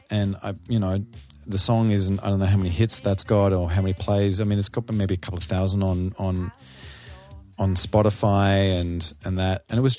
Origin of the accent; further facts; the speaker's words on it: Sydney, New South Wales, Australia; also born or lived in New York; I grew up on the North Shore of Sydney in bands and not as a session drummer.